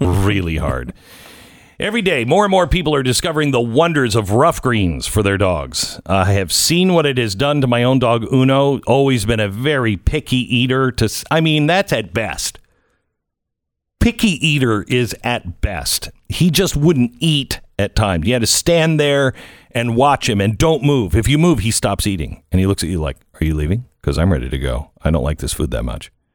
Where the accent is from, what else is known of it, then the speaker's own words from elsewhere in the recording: Pacific Northwest, United States; I grew up in the Pacific Northwest